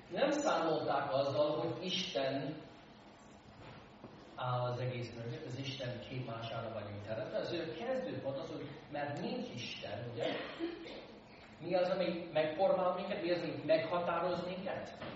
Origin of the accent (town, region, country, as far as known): United States; born or raised there; Hungarian is a second language; now in Hungary